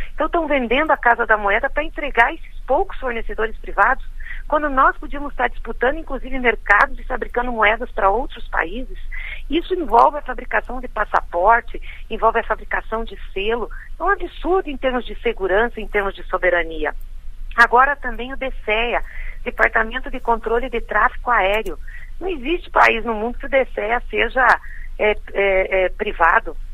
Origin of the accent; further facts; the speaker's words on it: Brazil; enquanto brasileiros